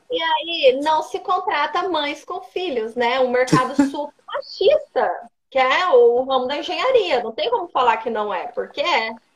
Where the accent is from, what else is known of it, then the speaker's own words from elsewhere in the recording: Colíder, Mato Grosso, Brazil; now in Cuiabá, Brazil; Em Colíder, no interior aqui do Mato Grosso.